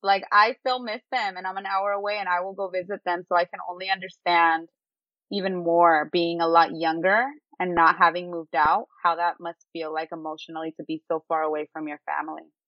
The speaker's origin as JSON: {"language": "English", "town": "San Jose", "region": "California", "country": "United States", "tie": "born or raised there", "lives_now": "Berkeley, United States", "said": "I just grew up around pho. I grew up around Vietnamese food because I'm from San Jose"}